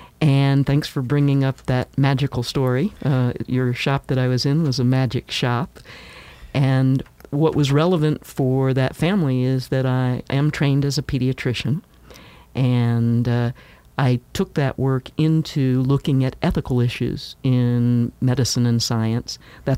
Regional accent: Tennessee, United States; also born or lived in Kansas; Well, I was born in Kansas, and my parents were military, so we moved around quite a bit. But after a divorce, we ended up in Tennessee.

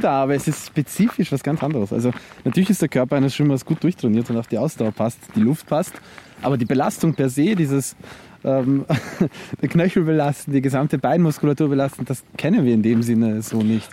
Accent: Zwettl, Lower Austria, Austria; now in Vienna, Austria; ich in Zwettl ähm, aufgewachsen bin und dann nach Wien gezogen bin

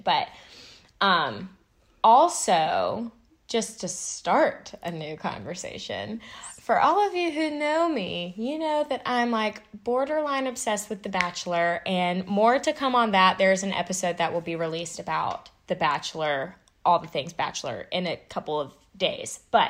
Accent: the South, United States; just growing up in the South Bible Belt, about different contradictions that you've learned.

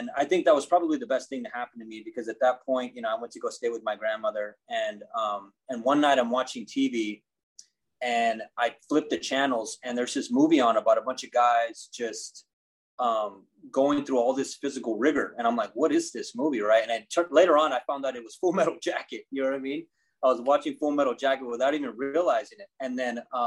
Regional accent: Corpus Christi, Texas, United States; I grew up in South Texas, in a town called Corpus Christi.

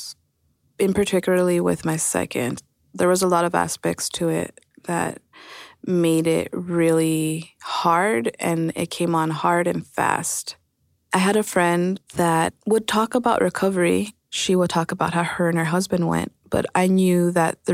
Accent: El Paso, Texas, United States; moved away as an adult; now in Austin, United States; I'm from El Paso, Texas, and I've been in Austin around 8 years

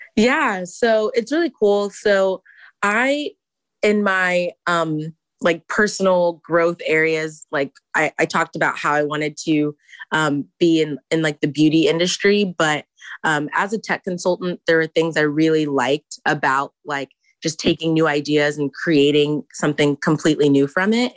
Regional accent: Houston, Texas, United States; moved away as an adult; now in Ann Arbor, United States; I am from Houston

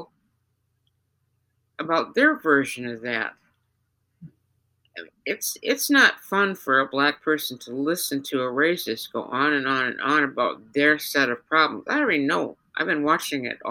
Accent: United States; accent: Yankee; also born or lived in Georgia (implied South); now in Minnesota, United States; my Yankee accent

